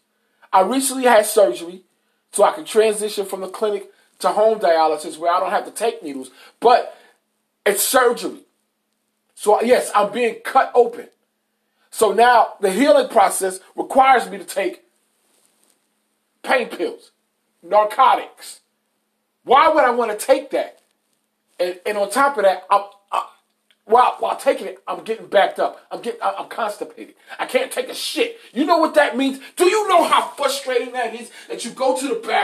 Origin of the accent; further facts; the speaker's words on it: New York, United States; I'm a New Yorker, man. I talk different